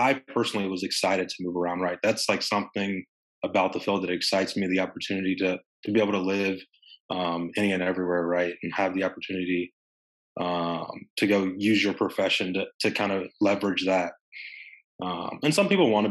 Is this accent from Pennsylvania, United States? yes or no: no; Evansville, Indiana, United States; moved away as an adult; now in Maryland, United States; I'm from Evansville